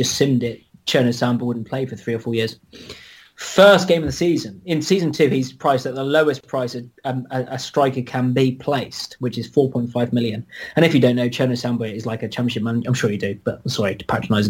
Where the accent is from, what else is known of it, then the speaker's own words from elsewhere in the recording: near Ipswich, East of England, United Kingdom; also born or lived in Newcastle upon Tyne; not having a Geordie accent is that I was born in Newcastle, but when I was one, I moved down to very near Ipswich.